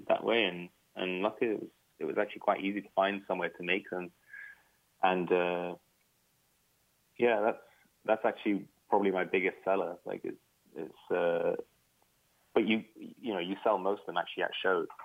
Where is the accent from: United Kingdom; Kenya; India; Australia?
United Kingdom; when you are British, Iraqi, or you know, you're any kind of Western and some kind of Arab, you know, and growing up in the Western you're always conflicted